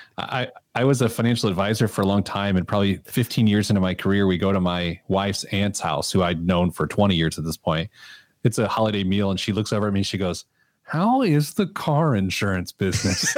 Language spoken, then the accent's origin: English; Midwest, United States; I'm a Midwesterner